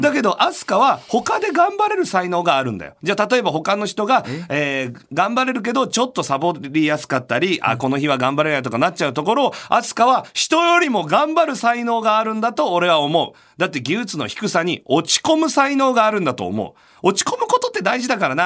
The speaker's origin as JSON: {"language": "Japanese", "region": "Chiba", "country": "Japan", "tie": "born or raised there", "said": "節分の文化はね、僕は千葉ですけど、なかったです"}